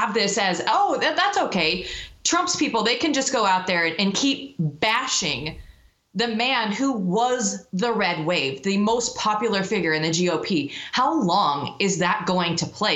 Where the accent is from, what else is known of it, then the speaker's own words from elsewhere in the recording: Iowa, United States; moved away; growing up in Iowa and living there for 23 years of my life